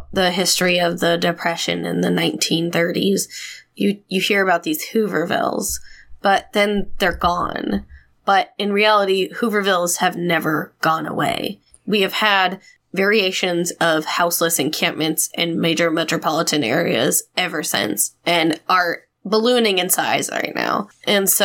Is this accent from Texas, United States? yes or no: no; Montana, United States; Growing up in Montana